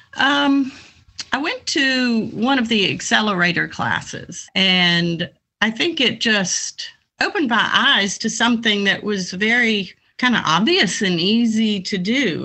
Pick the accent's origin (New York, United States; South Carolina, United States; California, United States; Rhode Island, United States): South Carolina, United States; moved away; I grew up in South Carolina.